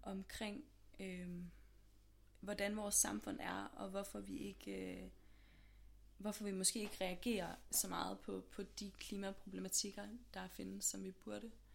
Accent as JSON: {"language": "Danish", "town": "Aarhus", "region": "Central Denmark Region", "country": "Denmark", "moved": "as an adult", "lives_now": "Copenhagen, Denmark", "said": "jeg er sådan lidt fra Aarhus mest af alt. Øhm, mm. Men bor herovre i København nu."}